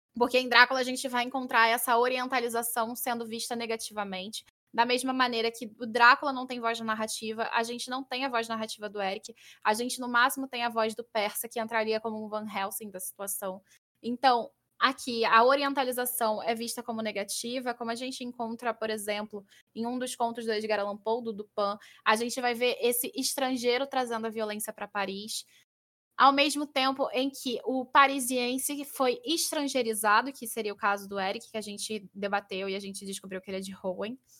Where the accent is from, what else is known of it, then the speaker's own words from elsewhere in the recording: Rio de Janeiro, Brazil; eu sou carioca